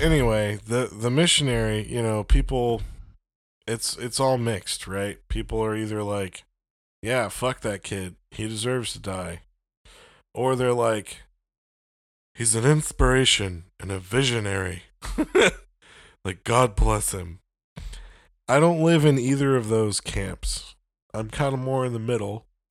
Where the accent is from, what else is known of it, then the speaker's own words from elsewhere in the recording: United States; I'm an American